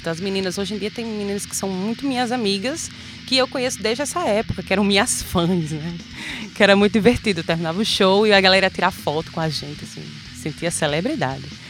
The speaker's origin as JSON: {"language": "Portuguese", "town": "Macaíba", "region": "Rio Grande do Norte", "country": "Brazil", "tie": "born or raised there", "also_born_or_lived": "Natal", "lives_now": "São Gonçalo do Amarante, Brazil", "said": "Sou natural de Natal, mas morei a minha vida inteira em Macaíba."}